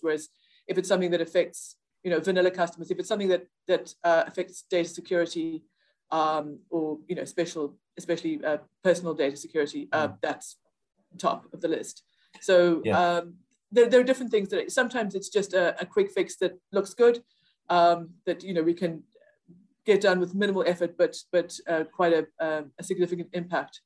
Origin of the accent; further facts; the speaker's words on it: South Africa; moved away as an adult; now in Ireland; I grew up in South Africa. Um, and yes. I've lived in Ireland for just over 20 years